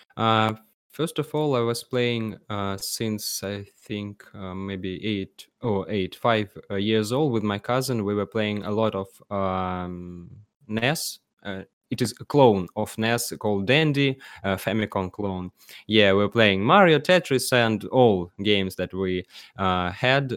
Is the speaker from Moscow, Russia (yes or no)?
no; Penza, Penza Oblast, Russia; English is a second language; I am from the city called Penza